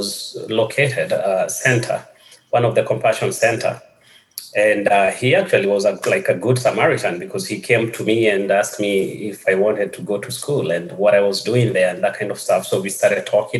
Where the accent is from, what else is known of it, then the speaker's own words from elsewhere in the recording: Kenya; moved away; growing up in Kenya was a bit different from the life I have right now or my life after childhood.